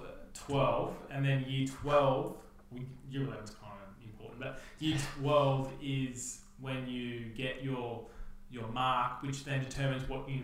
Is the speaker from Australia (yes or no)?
yes; Australia; as Australians